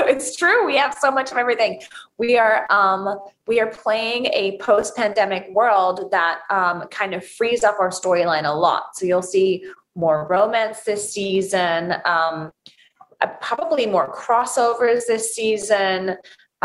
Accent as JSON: {"language": "English", "country": "United Kingdom", "accent": "British", "said": "British is my first language."}